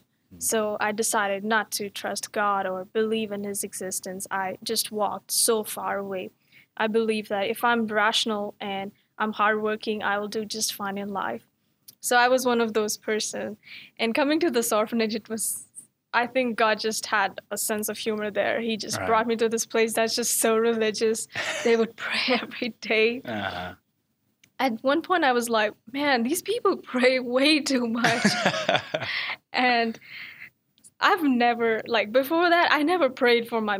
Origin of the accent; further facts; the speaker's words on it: New Delhi, Delhi, India; first language Hindi; English is a second language; moved away as an adult; now in Dallas, United States; I'm from New Delhi, India